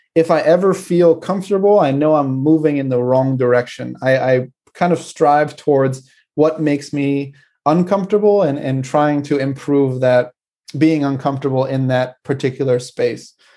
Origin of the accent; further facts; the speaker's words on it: United States; moved away; my hometown in America can get very cold in the winter